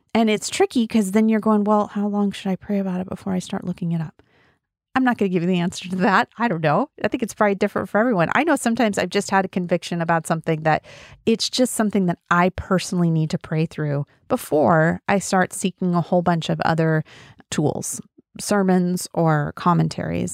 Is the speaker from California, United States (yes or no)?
no; Wyoming, United States; also born or lived in Colorado; now in Oregon, United States; And I am from Wyoming, and I grew up mostly in Wyoming and a little bit in Colorado